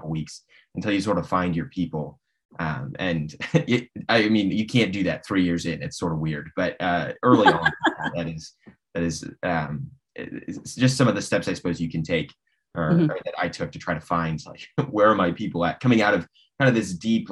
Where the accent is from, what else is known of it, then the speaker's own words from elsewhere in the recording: Nebraska, United States; moved away as an adult; now in Washington D.C., United States; So I am originally from Nebraska, born and raised there